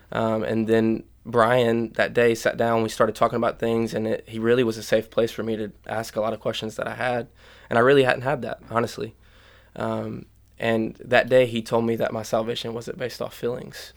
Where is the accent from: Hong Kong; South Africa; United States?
United States; Union; I grew up in Union.